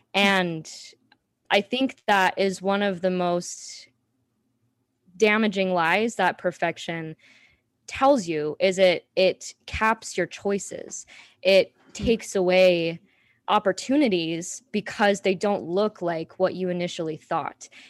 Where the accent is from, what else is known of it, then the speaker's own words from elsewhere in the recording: Salt Lake City, Utah, United States; moved away as an adult; also born or lived in Washington, D.C.; I was born and raised in Salt Lake City, Utah